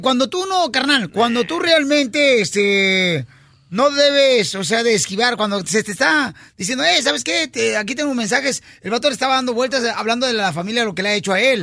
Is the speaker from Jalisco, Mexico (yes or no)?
yes; Ocotlán, Jalisco, Mexico; soy de Ocotlán, Jalisco